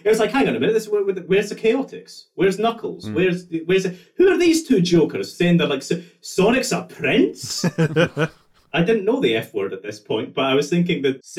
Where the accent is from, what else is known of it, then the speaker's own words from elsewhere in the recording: Scotland, United Kingdom; I'm Scottish.